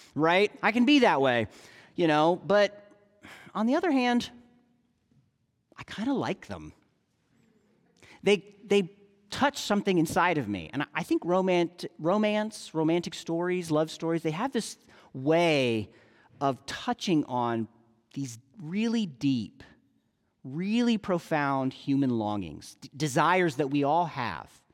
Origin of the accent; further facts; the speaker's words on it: United States; we American evangelicals